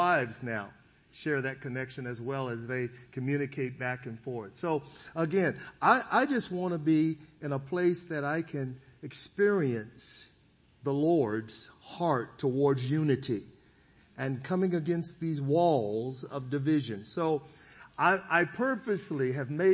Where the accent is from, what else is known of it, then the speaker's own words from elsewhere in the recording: Sacramento, California, United States; also born or lived in Foothill Farms, California; I was raised in the Del Paso Heights community in Sacramento, and later my family would be we would actually move into an area called Foothill Farms